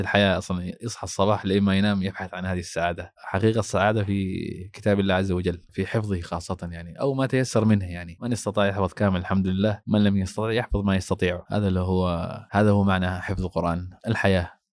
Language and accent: Arabic; Somalia; moved away; عندنا في الصومال